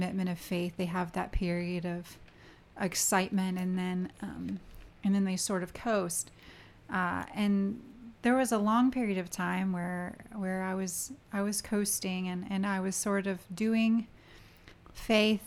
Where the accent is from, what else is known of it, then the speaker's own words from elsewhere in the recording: Richmond, Virginia, United States; I grew up in Richmond, Virginia